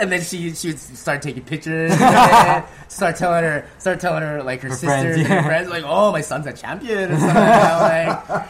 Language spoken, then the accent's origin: English; Philippines; I didn't really want to sort of use that as a gimmick, like, oh, I'm this Filipino guy, you know, like